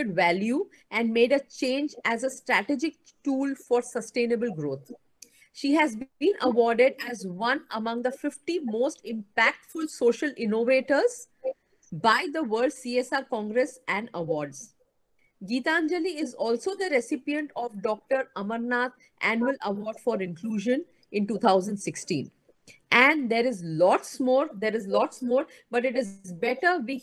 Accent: Mumbai, Maharashtra, India; also born or lived in Mohali; I am basically from Mumbai

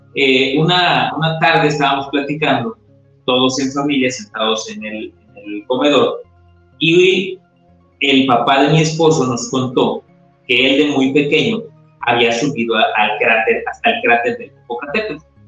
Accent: Mexico; a nosotros como mexicanos

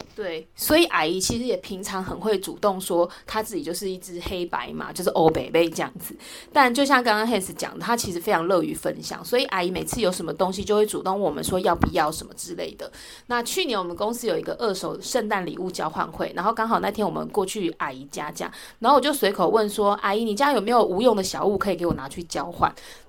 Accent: southern Taiwan, Taiwan; moved away; 像我是南部人

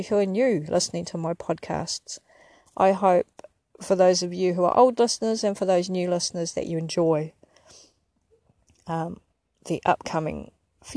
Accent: Porirua, Wellington, New Zealand; moved away as an adult; now in Ipswich, Australia; I am an Indigenous Māori New Zealander.

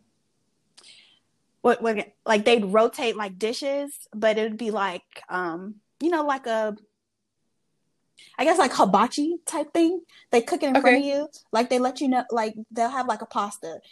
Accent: Charlotte, North Carolina, United States; growing up in the immediate Charlotte area

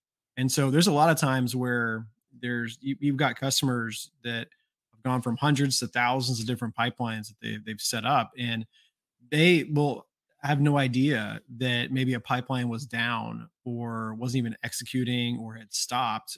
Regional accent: Georgia, United States; I'm from Georgia

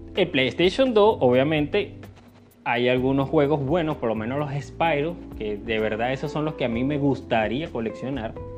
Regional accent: Venezuela; acá en mi país, en Venezuela

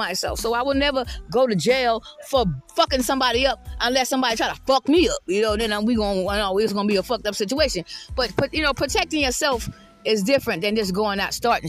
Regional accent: South Carolina, United States; I'm from the South. I'm from South Carolina

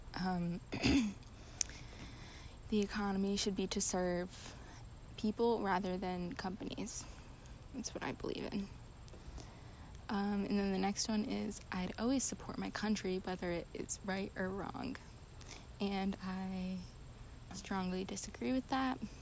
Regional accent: United States; as a white American

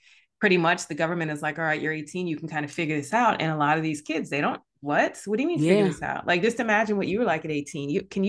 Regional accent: Jamaica; born there; I have a Jamaican background. I was born in Jamaica, West Indies.

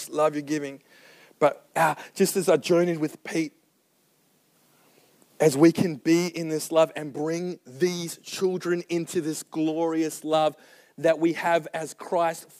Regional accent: Serpentine, Western Australia, Australia; I'm from Serpentine. We live on a farm.

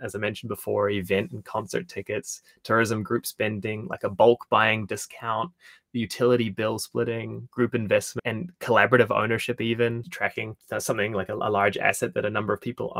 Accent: Invercargill, Southland, New Zealand; being from Invercargill

